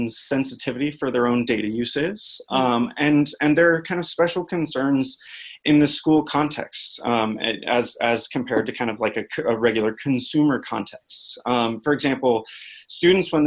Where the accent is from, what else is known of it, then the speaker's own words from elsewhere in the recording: Silicon Valley, California, United States; moved away as an adult; also born or lived in Boulder, Colorado; now in Washington, D.C., United States; I grew up in Silicon Valley